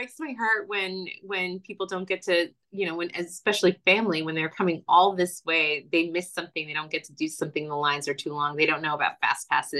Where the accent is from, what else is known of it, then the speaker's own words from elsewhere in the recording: Florida, United States; born there; I was born in Florida, so there is a way to do Disney